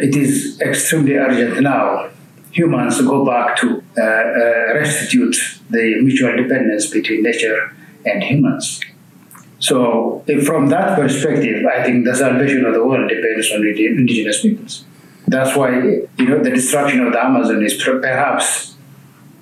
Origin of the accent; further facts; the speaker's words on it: Ethiopia; I'm from Ethiopia